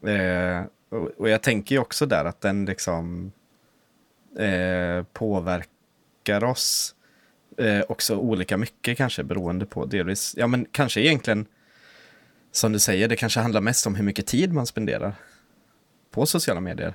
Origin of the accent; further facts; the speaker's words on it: Östergötland, Sweden; vi är från Östergötland, liksom. Släkten